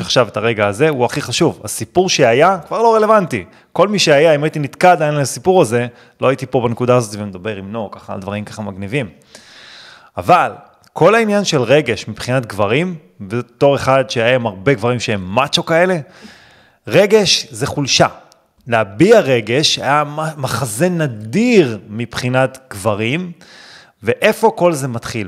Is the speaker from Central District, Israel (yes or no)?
yes; Netanya, Central District, Israel; גדלתי בנתניה